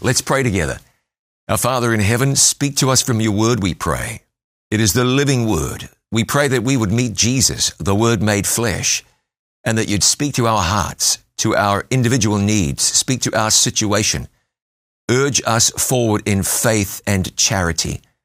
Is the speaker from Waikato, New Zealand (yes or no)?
yes; Waikato, New Zealand; I grew up basically on the banks of the Waikato River.